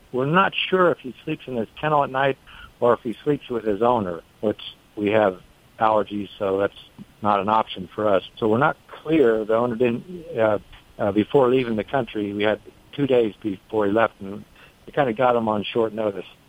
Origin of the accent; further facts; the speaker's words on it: the Bay Area, California, United States; now in North Carolina, United States; originally from the Bay Area, but I've lived here for a long time